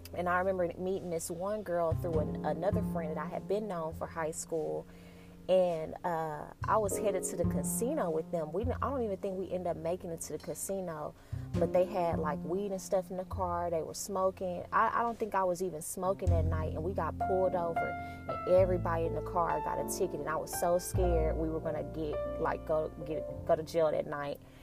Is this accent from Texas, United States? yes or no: yes; Dallas, Texas, United States; also born or lived in Denton, Texas; I'm from Dallas